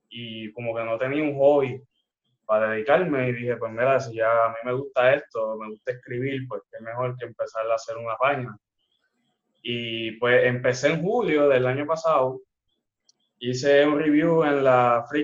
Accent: Fajardo, Puerto Rico; now in Ceiba, Puerto Rico; yo soy de Fajardo y pues yo viví en Fajardo hasta el 2015 por ahí. Me mudo a Ceiba y obviamente nadie me conoce allá donde yo estaba.

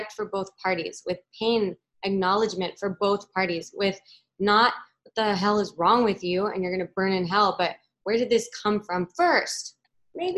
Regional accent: Ecuador; I was born in Ecuador, but my mom's Peruvian

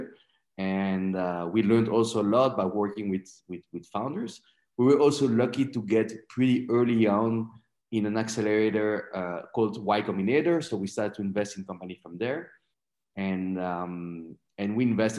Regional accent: Belgium; moved away as an adult; also born or lived in Canada; now in Mexico; Originally, I was born and raised in Belgium. And I moved to Mexico back in 2002. Straight after I finished my master in business administration in Belgium.

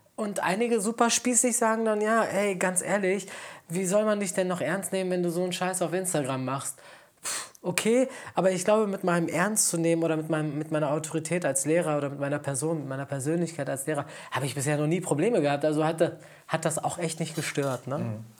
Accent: Bielefeld, North Rhine-Westphalia, Germany; moved away as an adult; also born or lived in Essen / Mönchengladbach; now in Cologne, Germany; geboren in Bielefeld, äh, wollte ich unbedingt studieren und mhm. dann äh, wollte ich auch von Bielefeld raus

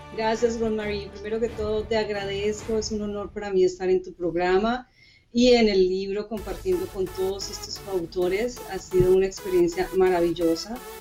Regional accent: Colombia; also born or lived in Mexico / United States; now in Canada; Como colombiana, como persona extranjera viviendo en diferentes países, porque tuve la oportunidad de vivir en México, en Estados Unidos y ahora aquí en Canadá.

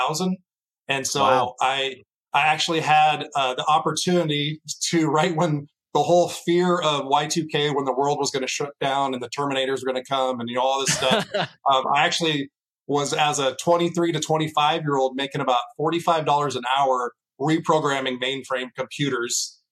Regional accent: Seattle, Washington, United States; also born or lived in Los Angeles, California; My family moved to Seattle, Washington when I was 10 years old. I was a kid around, you know, I was 10, so I had to go with them. I had to leave the beaches of California up to Seattle, Washington, the rainy state. Grew up there

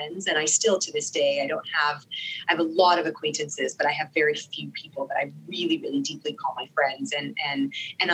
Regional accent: Sharjah, United Arab Emirates; first language Arabic; English is a second language; also born or lived in Dubai; now in United States; I grew up in the UAE, in Sharjah.

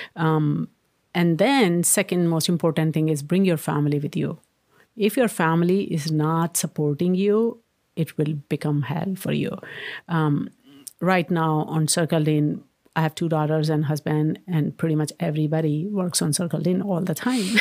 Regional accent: India; moved away as an adult; also born or lived in Maryland, United States; now in Redmond, United States; When I was growing up in India

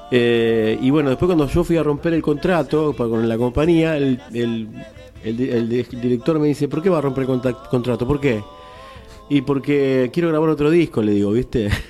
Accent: Santa Fe, Argentina; Y bueno, yo vengo de Santa Fe, encima

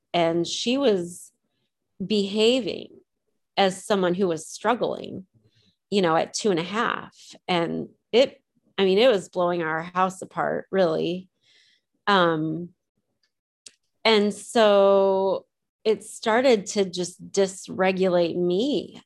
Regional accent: Decatur, Illinois, United States; moved away as an adult; also born or lived in Champaign, Illinois; now in Ohio, United States; So I grew up in Decatur, Illinois. I was born in Champaign, Illinois

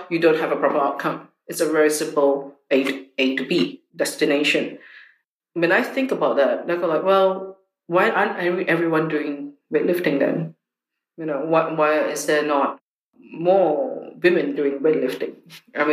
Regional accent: Singapore; when I was growing up in Singapore

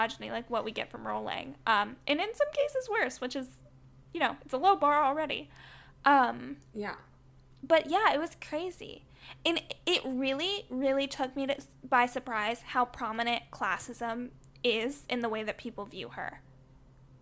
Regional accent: the South, United States; I grew up in the South

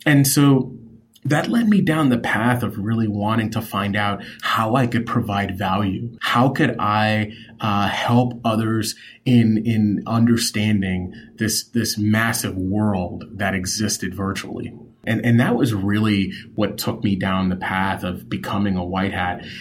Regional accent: New York City, New York, United States; I grew up in New York City

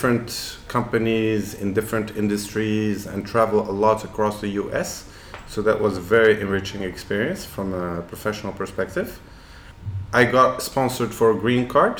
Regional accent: Casablanca, Casablanca-Settat, Morocco; also born or lived in Boston, United States; I grew up in Casablanca, 1st of May 1983

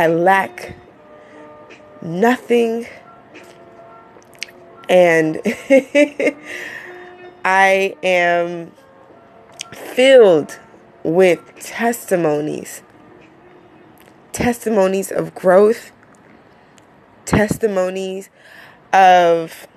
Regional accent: New York City, New York, United States; from Queens

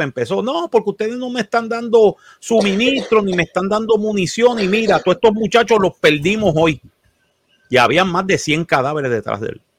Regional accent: San Juan, Puerto Rico; yo me crié literalmente en Llorén Torres

